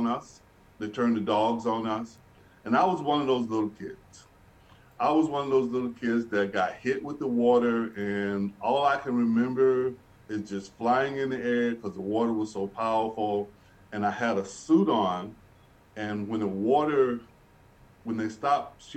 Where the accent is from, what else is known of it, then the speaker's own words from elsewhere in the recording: Birmingham, Alabama, United States; moved away as an adult; now in Winnipeg, Canada; I grew up in Birmingham, Alabama, and in the 50s and the 60s